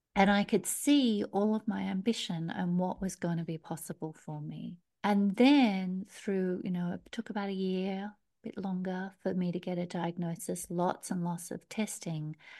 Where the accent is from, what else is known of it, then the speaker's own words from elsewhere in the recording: Australia; accent: Australian; moved away as an adult; also born or lived in Melbourne, Australia; I'm an Aussie, obviously, you can hear by my accent